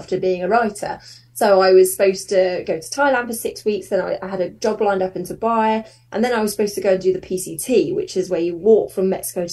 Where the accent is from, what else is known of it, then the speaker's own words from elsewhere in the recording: Surrey, South East England, United Kingdom; now in Manchester, United Kingdom; I don't know if you could tell from my accent, but I'm from Surrey originally